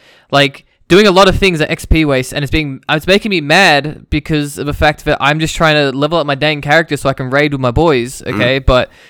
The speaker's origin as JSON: {"language": "English", "region": "Victoria", "country": "Australia", "moved": "yes", "lives_now": "Canberra, Australia", "said": "I want people to know I'm from Victoria"}